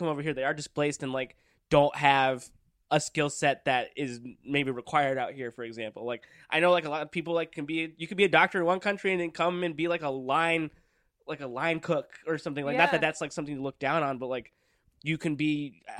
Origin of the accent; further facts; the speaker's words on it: Downey, California, United States; No, I'm from Downey, California.